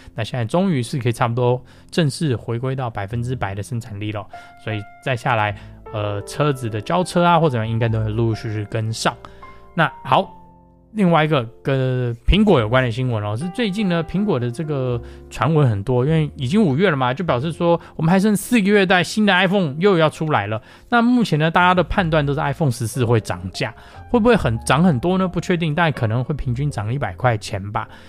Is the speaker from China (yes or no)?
no; United States; 我们美国人讲说